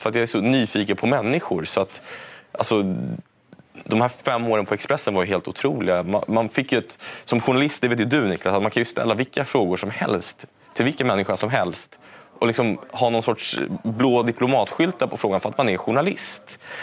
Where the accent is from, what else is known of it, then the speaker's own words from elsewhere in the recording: Stockholm, Stockholm County, Sweden; jag växte upp då i Lappkärrsberget bredvid universitetet här i Stockholm